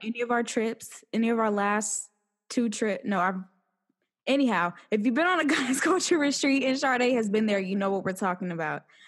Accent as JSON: {"language": "English", "region": "Ohio", "country": "United States", "tie": "born or raised there", "moved": "yes"}